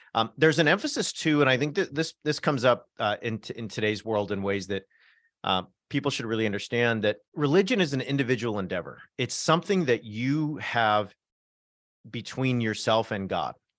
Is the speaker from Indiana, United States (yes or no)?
no; North Orange County, Southern California, United States; I come from North Orange County, so kind of on the border of L A County